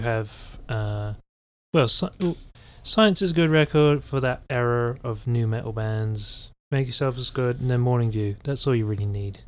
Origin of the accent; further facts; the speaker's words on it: England, United Kingdom; I'm English